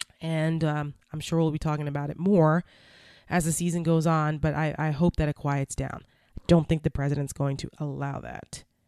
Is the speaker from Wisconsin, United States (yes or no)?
no; Bergen County, New Jersey, United States; And I'm from New Jersey. I grew up in Bergen County, which is right across the George Washington Bridge from New York City.